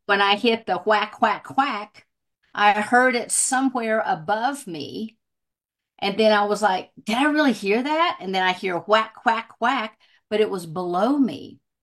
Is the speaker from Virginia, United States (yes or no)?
yes; southwestern Virginia, United States; now in Colorado, United States; I grew up in Virginia